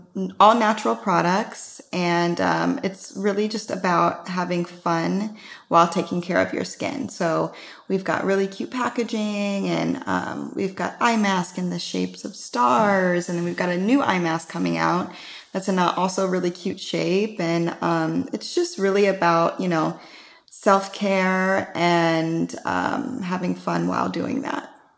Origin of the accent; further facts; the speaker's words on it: Midwest, United States; I'm from the Midwest, and I always had really dry and cracked lips